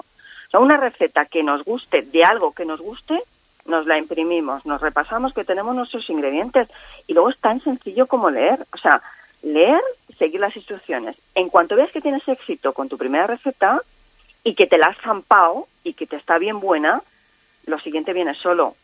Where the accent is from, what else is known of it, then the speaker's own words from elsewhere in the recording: Cuenca, Castilla-La Mancha, Spain; el morteruelo de mi tierra